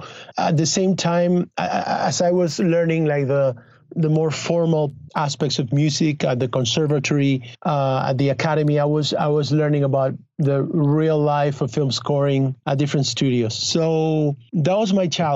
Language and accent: English; Argentina; English is a second language; also born or lived in Los Angeles; now in Spain; I was born in Argentina in a family of filmmakers, of film workers. My father is a film director